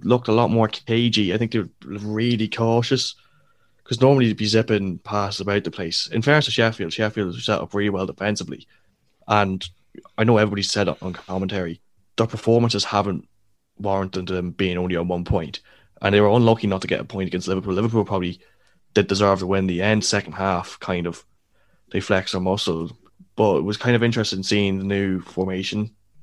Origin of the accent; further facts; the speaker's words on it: Ireland; we're from Ireland